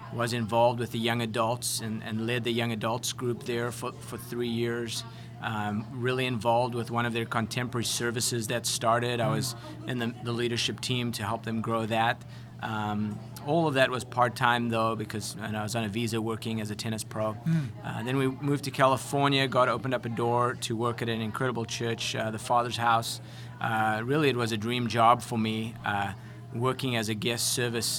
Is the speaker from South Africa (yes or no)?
yes; South Africa; moved away as an adult; also born or lived in Connecticut; now in United States; a South African young lad who didn't have any degree or experience